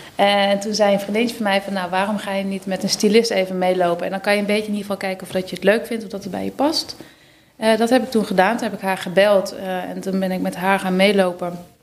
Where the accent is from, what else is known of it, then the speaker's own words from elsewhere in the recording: Schijndel, North Brabant, Netherlands; in Schijndel, dat is in Brabant